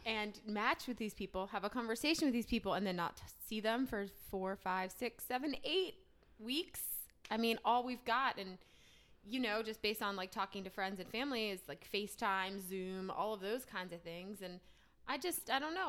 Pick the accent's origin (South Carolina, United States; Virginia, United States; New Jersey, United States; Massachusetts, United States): New Jersey, United States; moved away as an adult; now in Charlotte, United States; I'm from New Jersey, born and raised. Um, moved down to Charlotte about three or so years ago for a job